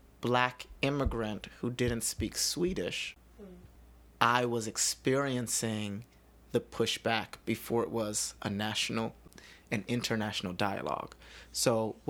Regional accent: New York City, New York, United States; also born or lived in Germany / Chicago / Sweden; I'm from the Bronx

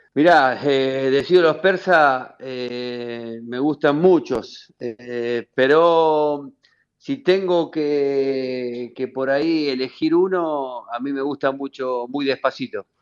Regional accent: Avellaneda, Buenos Aires Province, Argentina; moved away as an adult; also born or lived in Italy; crecí eh, en el doque con, la cumbia vieja

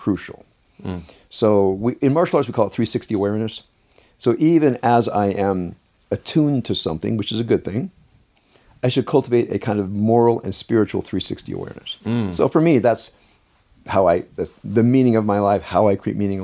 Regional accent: Compton, California, United States; I grew up in Compton

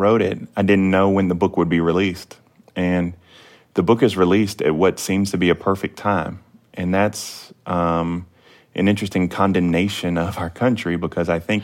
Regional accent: the South, United States; growing up in the South in the age of Donald Trump

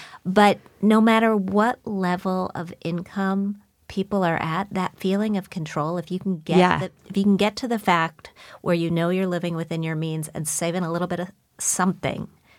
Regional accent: Wisconsin, United States; As did I. Grew up in Wisconsin.

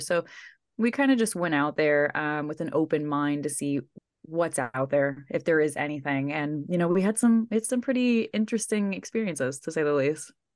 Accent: New York, United States; I'm from New York.

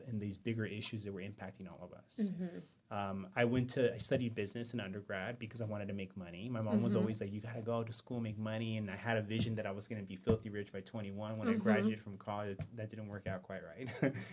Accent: West Covina, California, United States; also born or lived in East Los Angeles; I was born in East L.A. and I grew up in West Covina

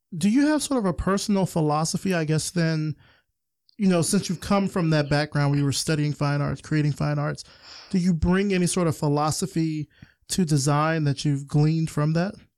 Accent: Alabama, United States; I'm from Alabama

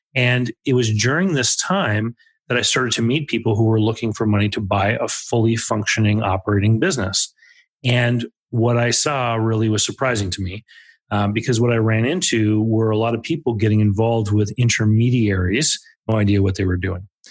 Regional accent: Canada; Growing up in Canada

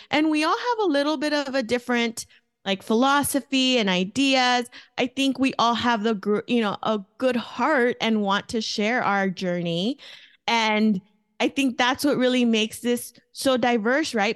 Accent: Los Angeles, California, United States; first language Spanish; English is a second language; moved away as an adult; also born or lived in Mexico (family); now in Phoenix, United States; I grew up in East L A, um, from Southern California. I was there until I was a young adult. and then moved to Phoenix, Arizona when I was twenty-two.

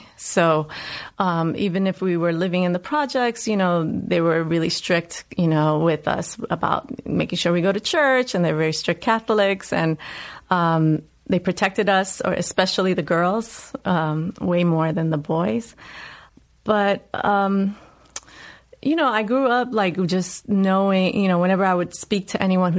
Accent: New York City, New York, United States; accent: Puerto Rican, New Yorker Bronx dialect; moved away; I grew up in the South Bronx. I grew up in the housing projects, 183rd. And I grew up during the rise of hip hop and crack epidemic.

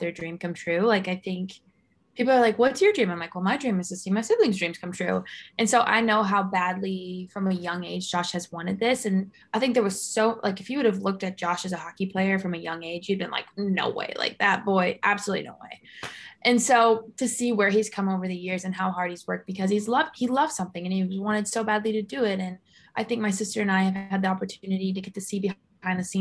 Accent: St. Louis, Missouri, United States; we're from St. Louis

